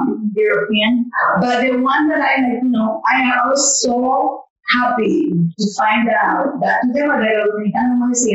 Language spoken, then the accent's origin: English; Dominican Republic; Well, I am very proud of being Dominican American. I always say that my heart is Dominican and the blood that pumped is American.